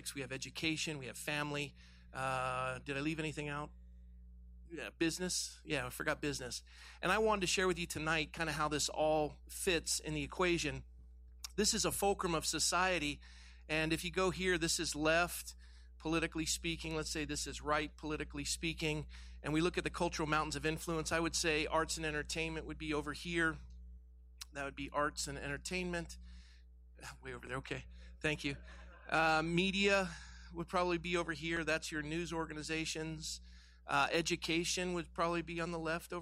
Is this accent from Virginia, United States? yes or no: no; Coronado, California, United States; I grew up in Coronado, California